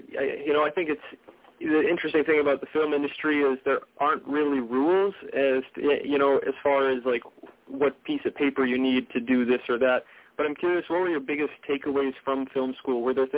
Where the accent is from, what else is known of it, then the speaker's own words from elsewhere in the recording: North Dakota, United States; I was born and raised in North Dakota, and there's not exactly a film scene out here.